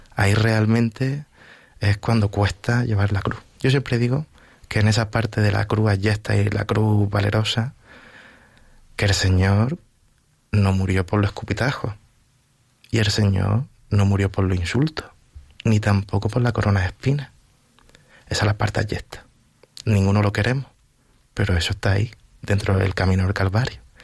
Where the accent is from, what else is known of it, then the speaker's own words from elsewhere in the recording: Vélez-Rubio, Andalusia, Spain; also born or lived in Huércal-Overa; now in Villaviciosa de Odón, Spain; Yo soy de un pueblecito pequeño de Almería que se llama Vélez Rubio